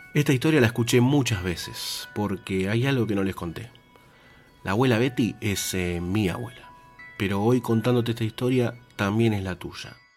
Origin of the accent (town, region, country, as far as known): Argentina